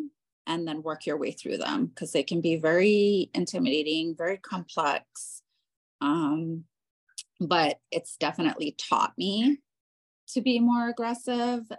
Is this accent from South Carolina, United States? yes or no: no; Honolulu, Hawaii, United States; now in Central Park, Denver, United States; I'm originally from Honolulu, Hawaii, and the culture there is very different